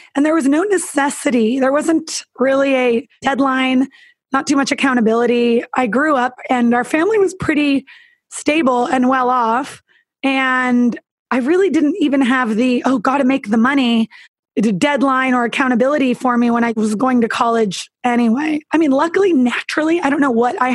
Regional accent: Northern California, United States; I even took a girlfriend back to my hometown because I'm from Northern California.

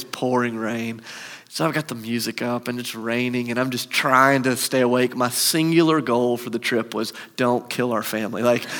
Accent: Charleston, South Carolina, United States; I grew up in Charleston, South Carolina. My parents still live there.

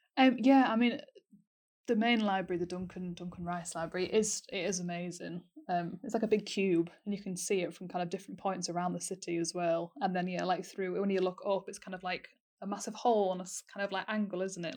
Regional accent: Yorkshire and the Humber, United Kingdom; moved away as an adult; now in Aberdeen, United Kingdom; I'm from North Yorkshire and I've also been here for four years.

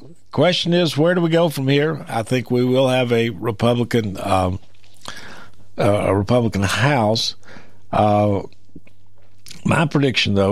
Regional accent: Maury County, Tennessee, United States; I was born here in Maury County, grew up here

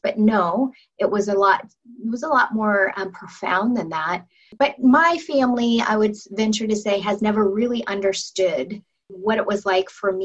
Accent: Federal Way, Washington, United States; we grew up in Federal Way

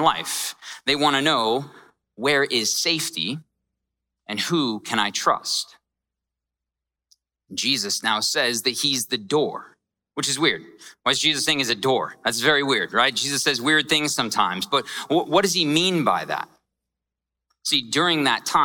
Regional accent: Scottsdale, Arizona, United States; I grew up in Scottsdale, and it's not rough at all

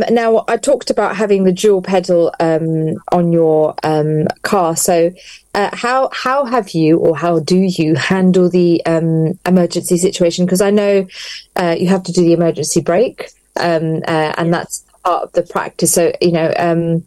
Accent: London, United Kingdom; now in Luton, United Kingdom; I was born and bred in London

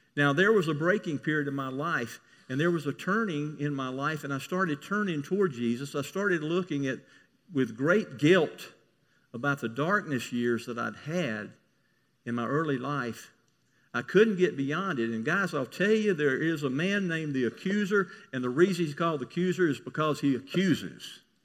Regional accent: Mississippi, United States; I grew up in Mississippi.

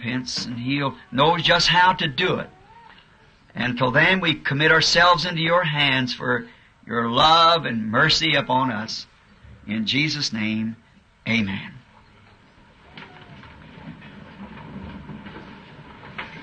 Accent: United States; We're not American citizens

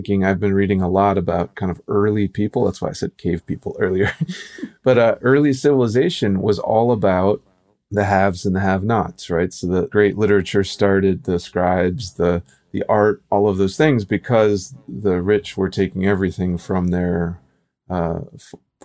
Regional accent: Midwest, United States; I grew up in the Midwest where it was like 5 o'clock dinner

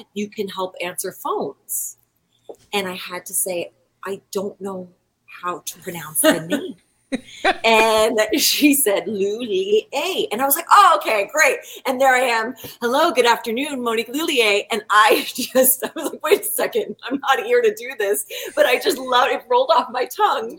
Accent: East Coast, United States; moved away as an adult; I am from the East Coast

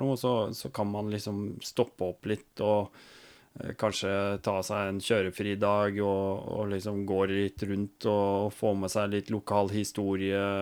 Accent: Norway; føler seg jo sånn at hallo, det er jeg som kommer fra Norge, det er jeg som er rik.

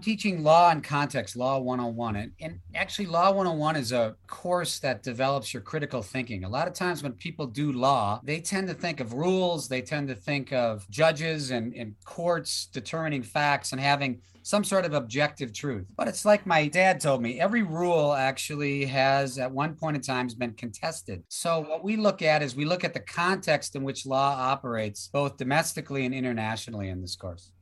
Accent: United States; now in Australia; I'm from the United States

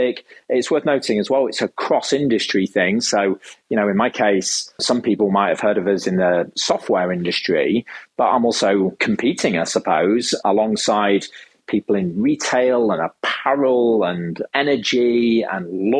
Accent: United Kingdom

